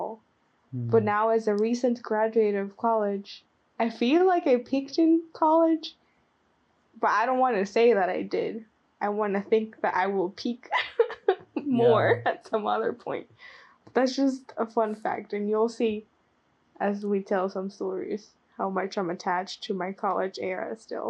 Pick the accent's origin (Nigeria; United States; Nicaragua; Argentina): Nicaragua; first language Spanish; English is a second language; moved away as an adult; I was born and raised in Nicaragua, right?